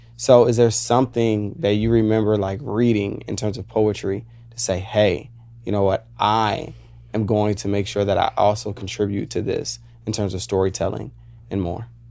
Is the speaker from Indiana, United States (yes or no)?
no; Woodbridge, Virginia, United States; moved away as an adult; now in Los Angeles, United States; I grew up in Virginia